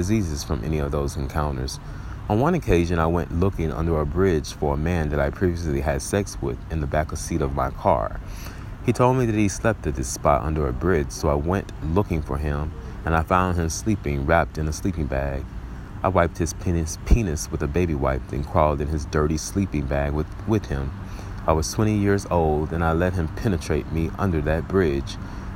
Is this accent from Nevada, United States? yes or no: no; Little Rock, Arkansas, United States; my hometown of Little Rock, Arkansas.